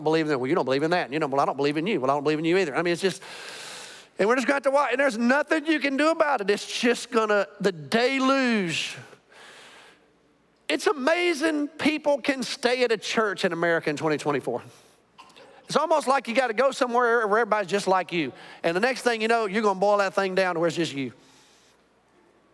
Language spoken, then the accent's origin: English; Birmingham, Alabama, United States; now in Arlington, United States; I grew up in Birmingham, Alabama during the Civil Rights era